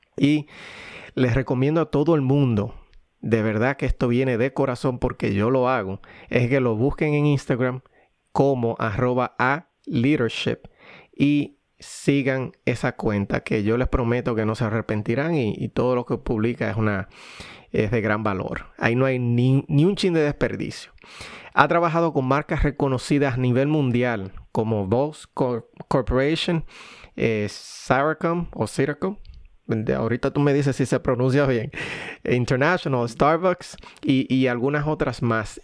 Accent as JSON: {"language": "Spanish", "country": "Dominican Republic", "moved": "yes", "lives_now": "United States", "said": "los dos somos dominicanos y, vinimos de Dominicana y vivimos actualmente en Estados Unidos"}